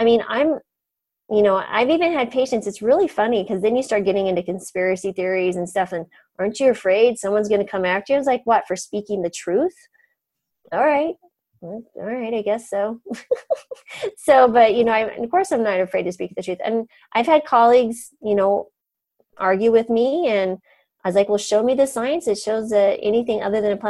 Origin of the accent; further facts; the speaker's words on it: New Mexico, United States; moved away; also born or lived in Colorado / Boca Raton, Florida; I grew up in New Mexico